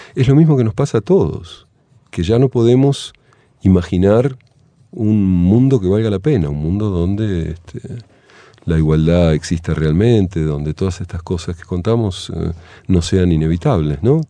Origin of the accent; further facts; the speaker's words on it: Argentina; moved away as an adult; Argentina cuando tenía 18 años